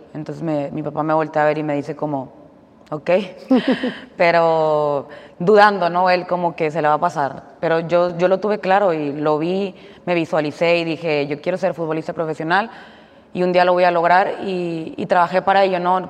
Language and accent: Spanish; Mexico; yo siendo como mexicana